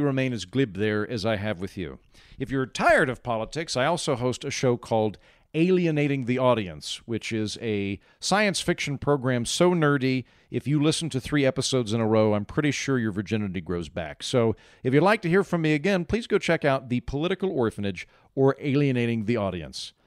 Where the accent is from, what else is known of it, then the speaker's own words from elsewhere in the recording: United States; I'm a comedian from the United States